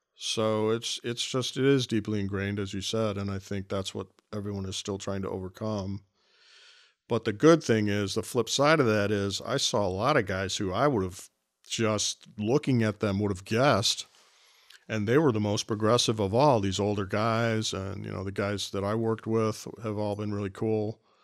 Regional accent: Cleveland, Ohio, United States; this is my hometown.

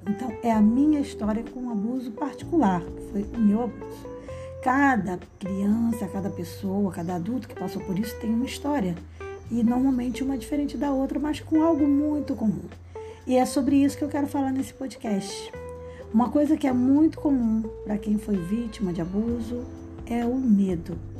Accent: Rio de Janeiro, Brazil; eu sou do Rio de Janeiro

